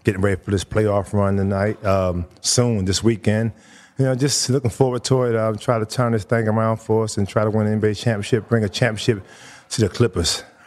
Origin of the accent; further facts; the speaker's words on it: Baltimore, Maryland, United States; moved away; growing up in Baltimore